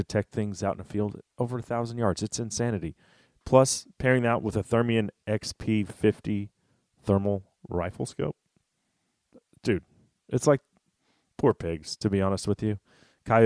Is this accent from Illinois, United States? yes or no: no; Texas, United States; I'm from Texas